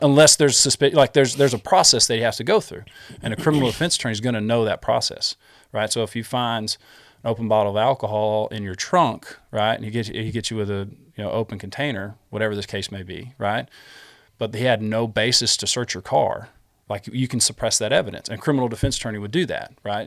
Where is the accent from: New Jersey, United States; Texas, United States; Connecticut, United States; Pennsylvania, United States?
Texas, United States; Smyer; we grew up in Smyer